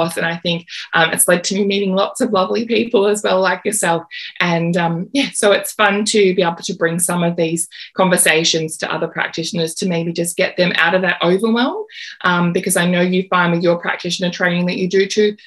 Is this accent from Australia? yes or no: yes; Australia; as an Australian naturopath